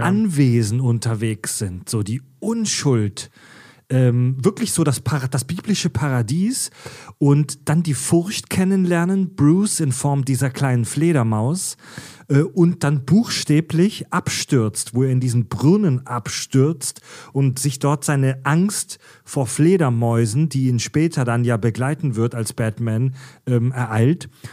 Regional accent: Pforzheim, Baden-Württemberg, Germany; in meiner Heimatstadt Pforzheim

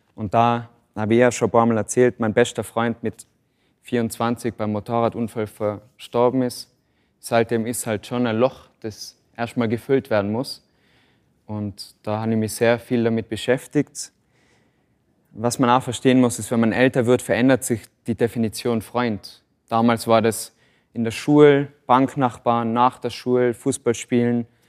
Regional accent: Tyrol, Austria; bei uns in Tirol

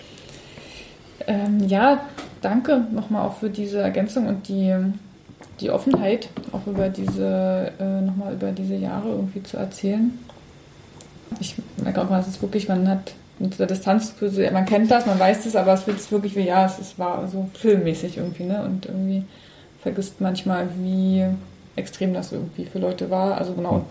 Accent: Cottbus, Brandenburg, Germany; ich bin ja in Cottbus groß geworden

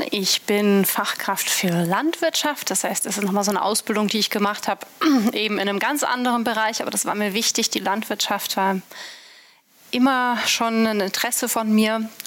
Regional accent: Brunsbüttel, Schleswig-Holstein, Germany; also born or lived in Bergisch Gladbach; ich bin in Bergisch Gladbach geboren. {S0} Ja {S3} äh, habe da aber nur sehr wenig ähm, gelebt, bin dann in Brunsbüttel aufgewachsen.

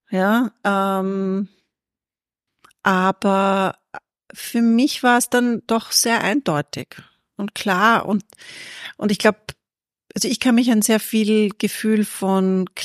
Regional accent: Perchtoldsdorf, Lower Austria, Austria; Aus oder? Perchtoldsdorf.

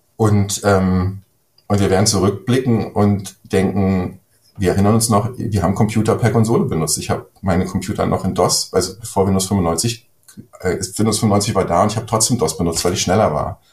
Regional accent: Germany; ich bin ja ein Deutscher

